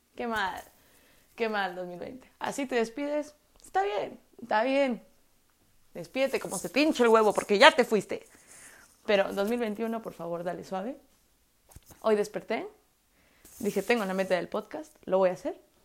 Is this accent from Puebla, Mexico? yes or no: yes; Puebla, Mexico; yo soy de Puebla